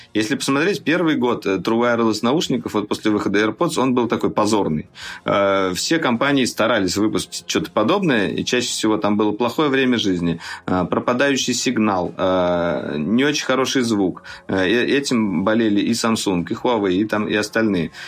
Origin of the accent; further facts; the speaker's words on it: Russia; Мы, журналисты из России, приехали вот э, на ИФУ